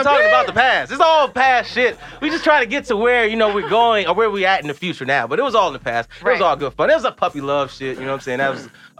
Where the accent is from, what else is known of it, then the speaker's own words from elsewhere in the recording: Chicago, Illinois, United States; moved away; people know I'm from Chicago